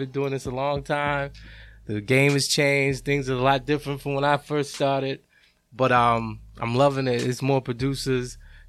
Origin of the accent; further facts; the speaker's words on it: Boston, Massachusetts, United States; I'm from Roxbury, Massachusetts, man.